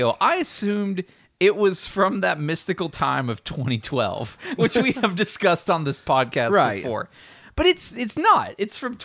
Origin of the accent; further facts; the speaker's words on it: the South, United States; I'm from the South.